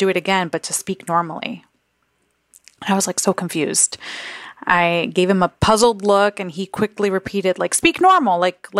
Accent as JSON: {"language": "English", "town": "New York City", "region": "New York", "country": "United States", "tie": "born or raised there", "said": "So I was raised in the South Bronx, where the majority of its population was English-speaking Puerto Ricans or Afro-Dominicans, and I was a total anomaly."}